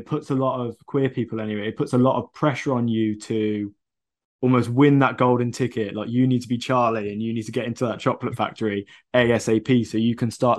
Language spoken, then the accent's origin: English; Coventry, West Midlands, United Kingdom; I'm from Coventry, which is sort of right in the middle of the country next to Birmingham.